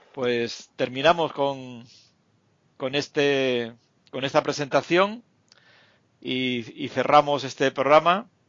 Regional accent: Canary Islands, Spain; moved away; Canarias, que es mi tierra

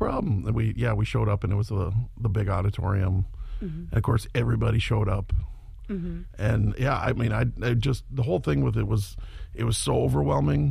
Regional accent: Buffalo, Minnesota, United States; I grew up in a little farm town called Buffalo, Minnesota

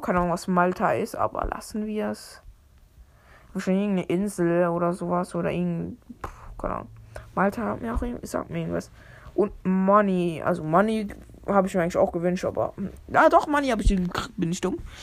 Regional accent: Switzerland; Bin ja auch Schweizer

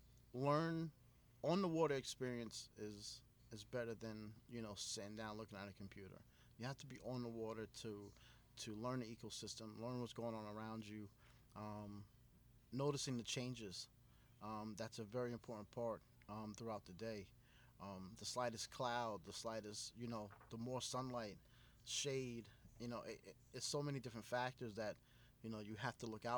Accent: Riverhead, New York, United States; growing up in Riverhead

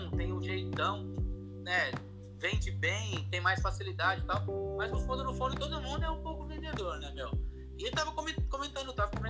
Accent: Maringá, Paraná, Brazil; now in Londrina, Brazil; Eu vim para Londrina, eu vim de Marigá para Londrina para fazer faculdade de desenho industrial.

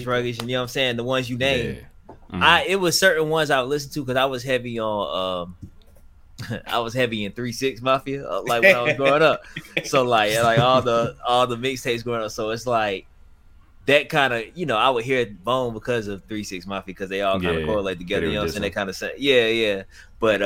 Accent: the South, United States; moved away; I'm from the South

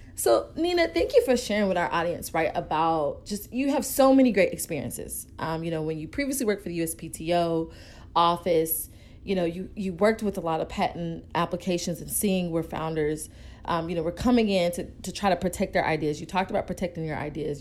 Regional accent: Atlanta, Georgia, United States; I am from Atlanta as well

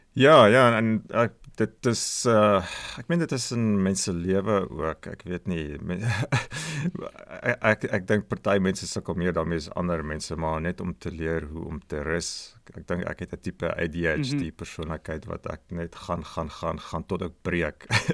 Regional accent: Magaliesberg area, between Pretoria and Brits, North West, South Africa; moved away as an adult; now in Australia; 'n uh, woongebied met die naam Akasha het uh, ek en ouens van die van die podcast groot geword

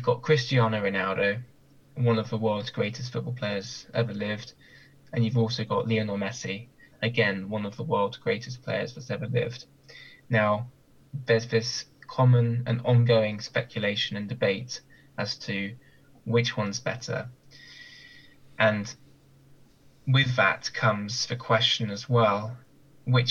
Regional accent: Bournemouth, South West England, United Kingdom; now in Southampton, United Kingdom; my hometown

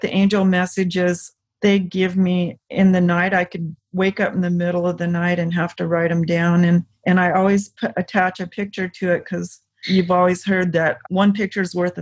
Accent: the South, United States; I grew up in the South

